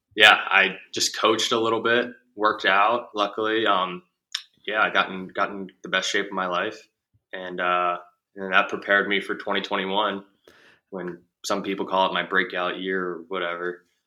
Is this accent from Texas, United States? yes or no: no; Baltimore, Maryland, United States; I grew up in Baltimore, Maryland